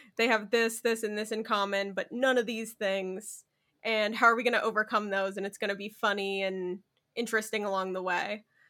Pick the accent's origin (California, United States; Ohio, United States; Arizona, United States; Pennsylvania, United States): Arizona, United States; I'm from Arizona